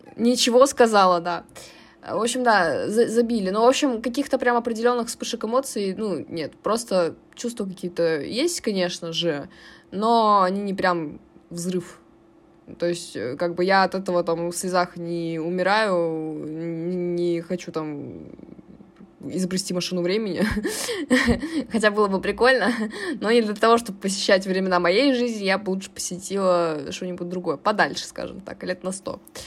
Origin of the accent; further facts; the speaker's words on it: Chelyabinsk, Chelyabinsk Oblast, Russia; каждый раз, когда мы ехали э, в деревню, мы ездили из Челябинска на машине до Тулы